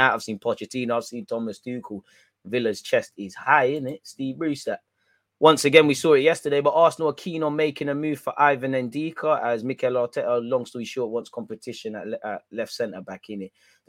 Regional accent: Portugal; English is a second language; moved away as an adult; No, I come from Portugal and bring the sun.

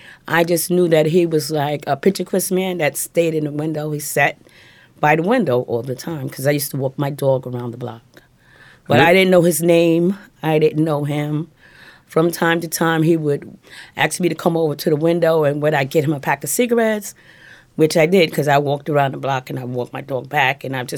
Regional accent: Jersey City, New Jersey, United States; moved away as an adult; also born or lived in North Carolina; now in New York City, United States; I grew up in Jersey City and North Carolina, and then I moved to New York in 79, and I started working. I was working in Manhattan.

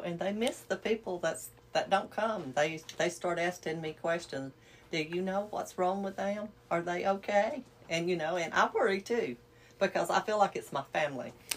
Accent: United States; I'm from uh, Cab County

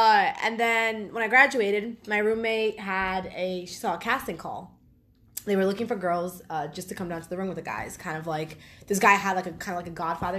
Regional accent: New York, United States; English is a second language; also born or lived in Dominican Republic; I moved to the U.S. I was born in New York, but I lived in the Dominican Republic until I was 7. And then I moved back

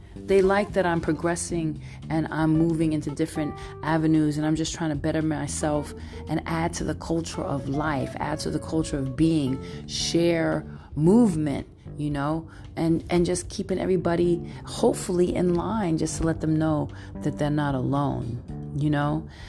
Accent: New York City, New York, United States; moved away as an adult; now in San Francisco, United States; I'm Brooklyn all day. I got that Brooklyn vibe. I'm Brooklyn all day, and I'm coming in from the Bay, and I've been living here for over like 20 years

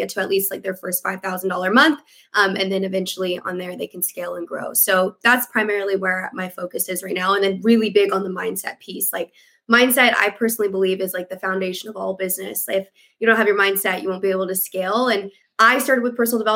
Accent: Vancouver, British Columbia, Canada; also born or lived in United States; I'm from Vancouver, Canada. I am born and raised in Canada, but I've lived all over the States as well in a past life when I was a dancer.

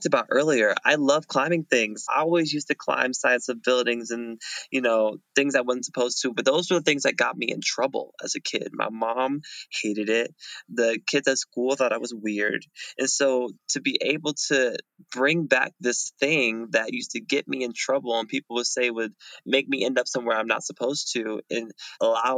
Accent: Fayetteville, North Carolina, United States; I'm from Fayetteville, North Carolina

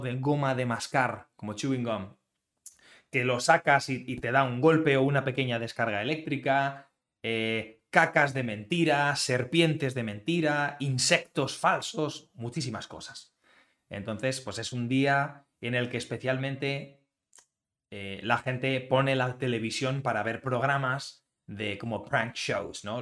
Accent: Spain

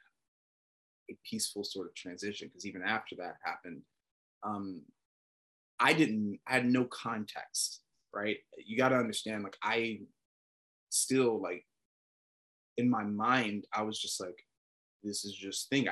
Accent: Atlanta, Georgia, United States; moved away; also born or lived in Texas; I'm from Atlanta

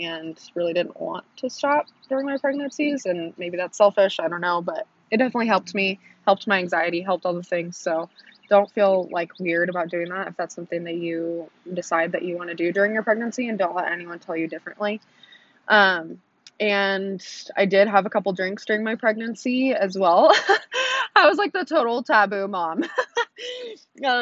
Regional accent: Oregon, United States; now in Texas, United States; I live in Texas, so it's a little different, but if you don't know where I'm from Oregon

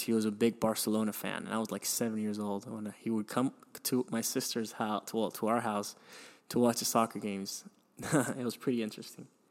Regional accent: Miami, Florida, United States; also born or lived in Venezuela; when I was seven or eight, I moved to Miami, which I consider my hometown now

